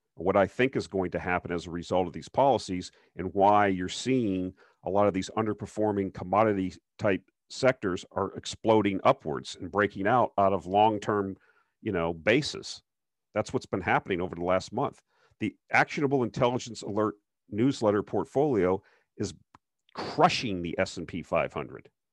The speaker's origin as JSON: {"language": "English", "region": "South Florida", "country": "United States", "tie": "born or raised there", "said": "I grew up in South Florida"}